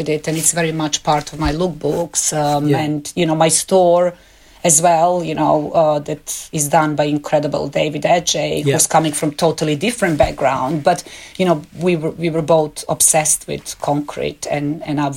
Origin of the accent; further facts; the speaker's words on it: Belgrade, Serbia; moved away as an adult; my hometown Belgrade